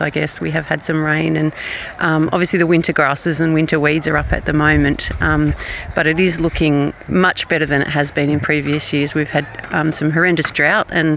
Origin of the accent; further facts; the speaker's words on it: Queanbeyan, New South Wales, Australia; moved away as an adult; now in Bourke, Australia; Queanbeyan is my hometown, and I came prac teaching about 20 years ago